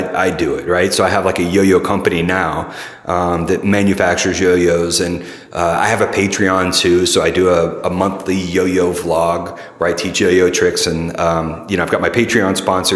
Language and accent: English; Middle Tennessee, United States; born or raised there; also born or lived in St. Louis; now in San Francisco, United States